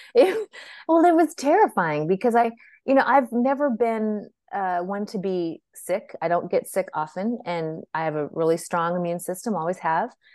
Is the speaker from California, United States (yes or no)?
yes; San Francisco, California, United States; moved away as an adult; also born or lived in Texas; I was actually born and raised in Northern California, in beautiful San Francisco